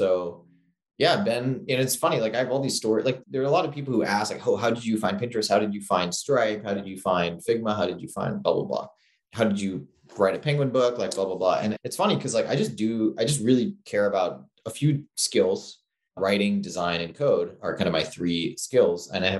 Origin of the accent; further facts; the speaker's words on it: Singapore; also born or lived in New York; I grew up in Singapore. I was born in New York to immigrant parents from India, but then they kind of expatriated to Singapore